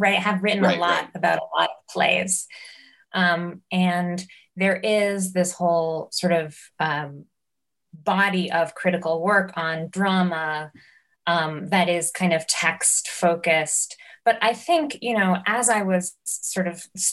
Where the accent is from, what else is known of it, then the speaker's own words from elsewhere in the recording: New York, United States; growing up in New York